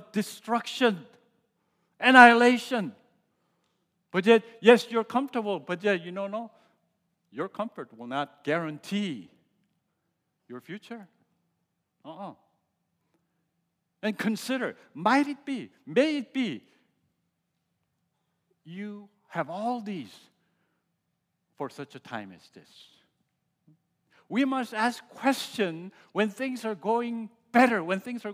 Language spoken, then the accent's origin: English; United States; As I was growing up in America and going through college